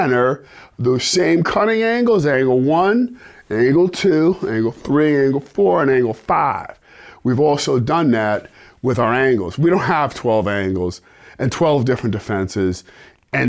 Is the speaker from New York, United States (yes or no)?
yes; New York City, New York, United States; growing up in New York City, black guy, Italian side of town, back in the 60s